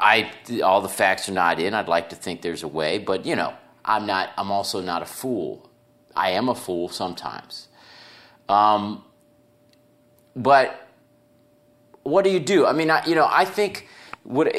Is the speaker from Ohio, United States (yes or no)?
yes; Cincinnati, Ohio, United States; I'm from Cincinnati